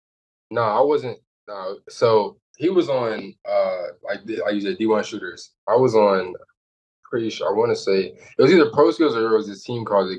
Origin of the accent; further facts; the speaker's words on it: Dallas, Texas, United States; For sure, because, you know, like I said, Dallas had the best competition. Dallas had the best players. And so, you know, to grow up there and play against those guys